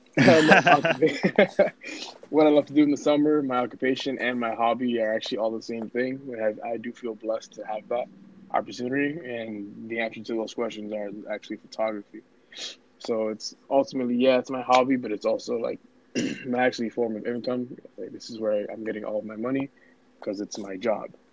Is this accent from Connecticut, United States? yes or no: no; New York City, New York, United States; English is a second language; moved away; also born or lived in Dominican Republic / Lawrence, Massachusetts / Methuen, Massachusetts; Born and raised Bronx, New York